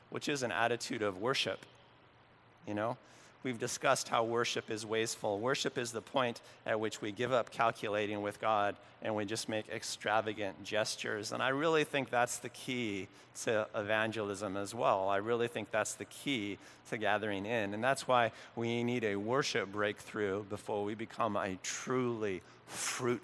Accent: Oregon, United States; the little town where I grew up in Oregon

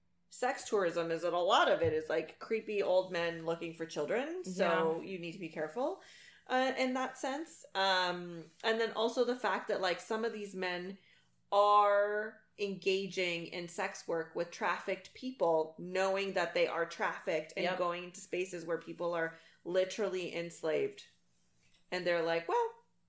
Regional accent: United States; because I'm American, I have the ability to live there.

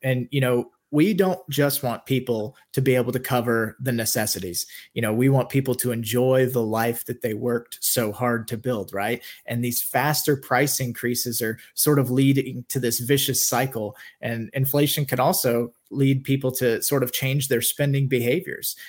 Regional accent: Kansas, United States; moved away as an adult; also born or lived in Orlando, Florida; I grew up in Kansas

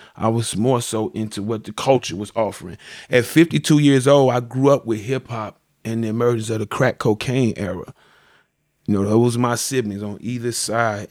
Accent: Chicago, Illinois, United States; also born or lived in Greenwood, Mississippi; I came to Chicago at the age of, uh, I was about a little over a year, little over a year. I grew up on the west side

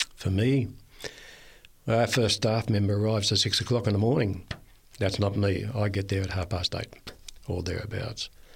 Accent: Red Hill, Victoria, Australia; moved away; I was born in Victoria, a little place called Red Hill, a main ridge road, and, uh, it's on the Mornington Peninsula

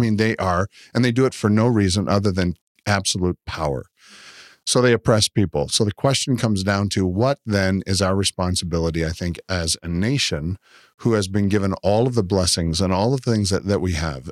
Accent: Canada; now in United States; I'm from Canada, and so we're fortunate enough to live beside America.

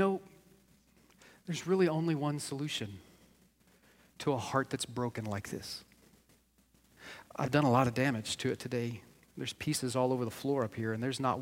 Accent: United States; we as American believers

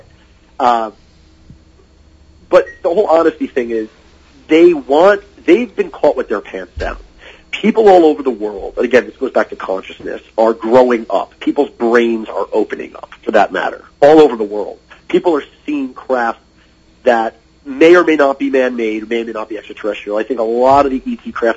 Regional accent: United States; as an American

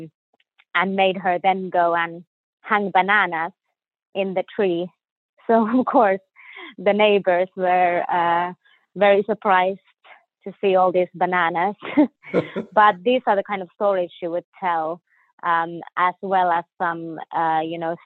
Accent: Finland; moved away as an adult; also born or lived in Sweden / Houston, United States; now in Jacksonville, United States; I was born in Finland, so in North Europe.

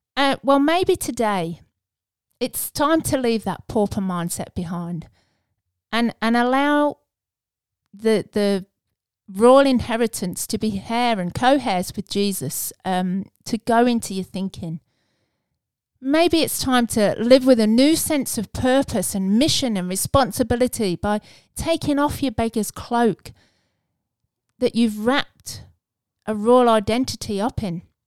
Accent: England, United Kingdom; being English

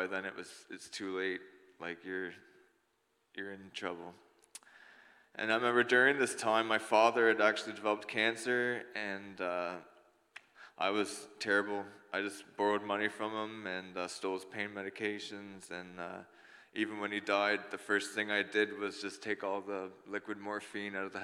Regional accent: New Brunswick, Canada; I grew up in New Brunswick in a family of four.

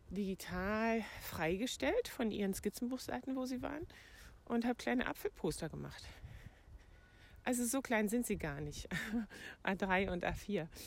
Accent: Brandenburg, Germany; Ich bin in meiner alten Heimat im Havelland und kümmere mich hier um den Hund von meiner Mutter

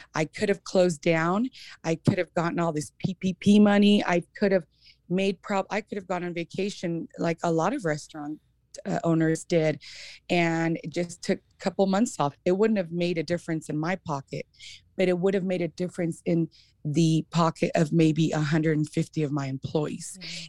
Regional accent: Emmett, Idaho, United States; I grew up in Emmett

